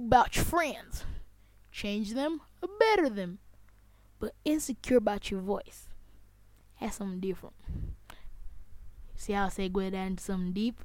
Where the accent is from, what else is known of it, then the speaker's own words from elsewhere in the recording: Zambia; I'm not proud of how I sound as a Zambian. I don't care about my accent